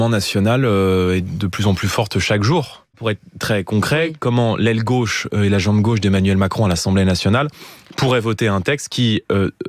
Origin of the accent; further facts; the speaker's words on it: Alsace, Grand Est, France; Moi, je l'ai encore entendu ce week-end chez moi en Alsace